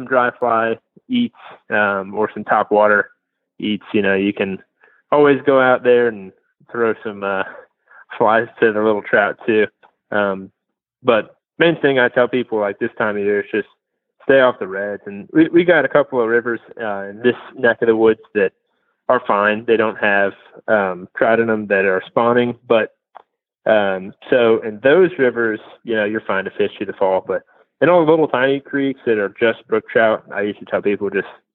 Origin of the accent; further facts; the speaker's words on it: Waynesboro, Virginia, United States; now in Lynchburg, United States; I grew up in Waynesboro